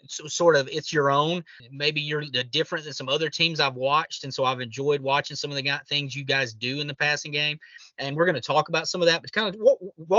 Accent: Georgia, United States; I'm from Georgia and coaching in Georgia right now.

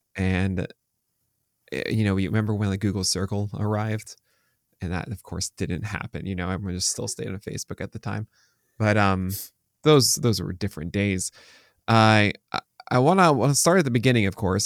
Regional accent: New York, United States; I'm from New York

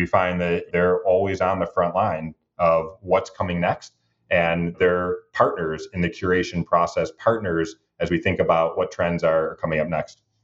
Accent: Detroit, Michigan, United States; also born or lived in New York; I'm born and raised in Detroit

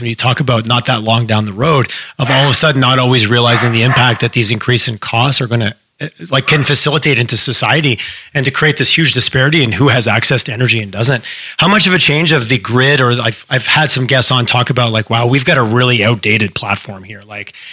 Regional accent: Quebec, Canada; moved away; also born or lived in Western Canada; I grew up out east. I grew up in Quebec

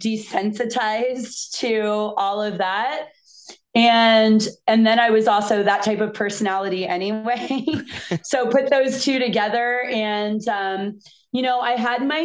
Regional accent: Fort Lauderdale, Florida, United States; also born or lived in East Coast; now in California, United States; I grew up in Fort Lauderdale in the 80s.

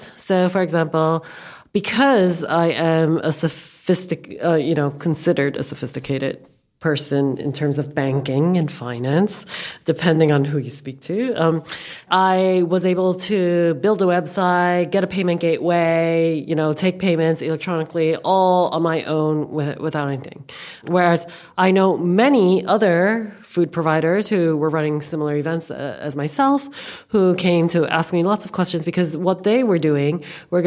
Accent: New York, United States; moved away as an adult; now in London, United Kingdom; I was born and raised in New York, and I came to London about 10 years ago

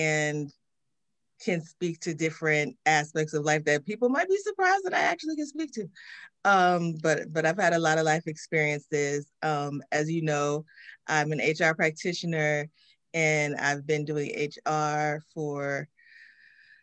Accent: Washington, District of Columbia, United States; born and raised in Washington, D.C.

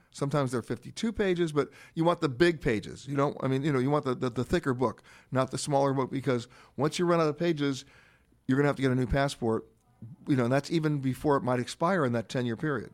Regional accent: New York City, New York, United States; I grew up in Manhattan, in Harlem

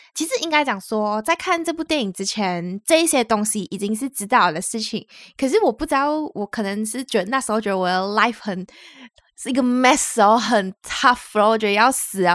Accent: Malaysia; now in Taiwan; 我们是两位来自马来西亚，目前在台湾工作的台湾社畜。

